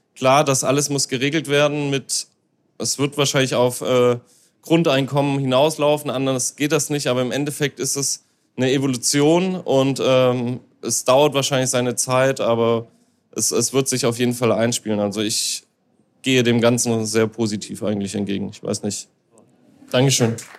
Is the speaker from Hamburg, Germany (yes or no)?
yes; Hamburg, Germany; ich als Hamburger